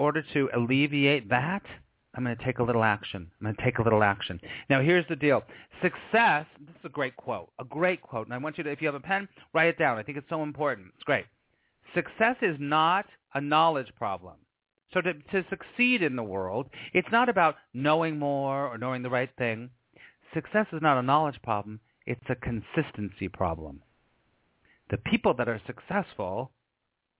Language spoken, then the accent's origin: English; Los Angeles, California, United States; I grew up in Los Angeles and I was an actor for years